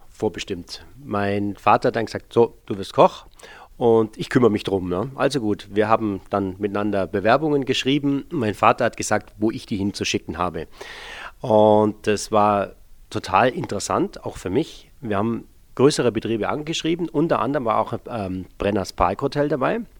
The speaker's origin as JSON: {"language": "German", "town": "Bad Herrenalb", "region": "Baden-Württemberg", "country": "Germany", "tie": "born or raised there", "said": "Ich bin 1965 in Baden-Baden geboren, aufgewachsen im Norden des Schwarzwalds in Bad Herrenalb ähm, als äh, Sohn einer Gastronomiefamilie."}